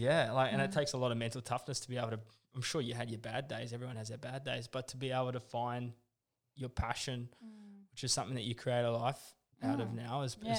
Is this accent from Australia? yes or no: no; New Zealand; accent: Kiwi; Oh, my Kiwi accent. Yeah, I know.